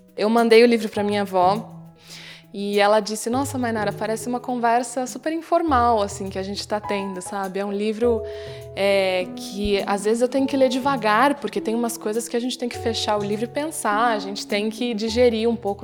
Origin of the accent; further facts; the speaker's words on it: Brazil; Nasci no Brasil, numa cidade do interior